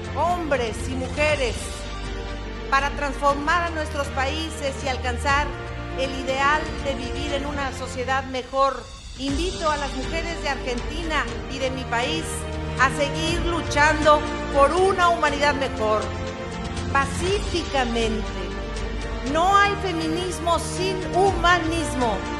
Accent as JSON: {"language": "Spanish", "country": "Mexico", "said": "aquí y en mi país"}